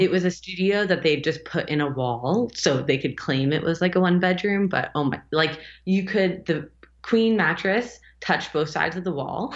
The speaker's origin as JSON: {"language": "English", "country": "United States", "tie": "born or raised there", "also_born_or_lived": "Berlin", "moved": "as an adult", "said": "both of us grew up in the states, and I'm American"}